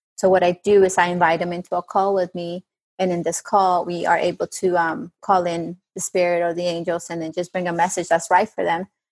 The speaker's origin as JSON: {"language": "English", "town": "Bogota", "region": "Bogotá", "country": "Colombia", "second_language": "English", "moved": "yes", "lives_now": "United States", "said": "I'm originally from Bogota, Colombia. So I do have sometimes of an accent"}